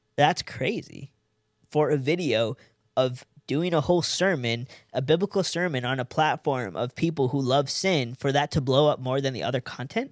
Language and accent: English; California, United States; moved away as an adult; also born or lived in San Diego / Los Angeles; now in Fort Worth, United States; I'm an Indian from California